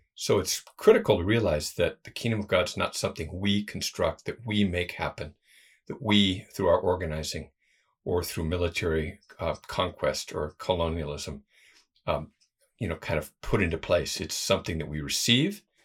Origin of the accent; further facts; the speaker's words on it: United States; moved away; being American